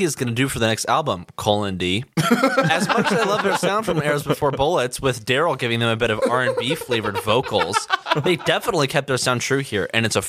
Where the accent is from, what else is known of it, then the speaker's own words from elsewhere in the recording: Idaho, United States; we're from like the Spud State